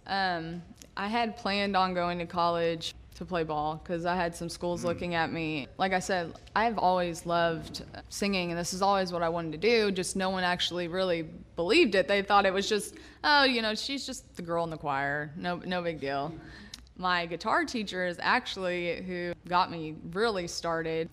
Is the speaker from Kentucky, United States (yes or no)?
yes; Lexington, Kentucky, United States; moved away as an adult; now in Franklin, United States; I'm actually from Lexington, Kentucky, born and raised.